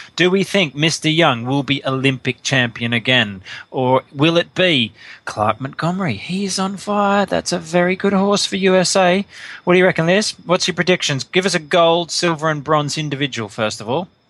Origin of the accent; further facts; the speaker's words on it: Australia; I'm Australian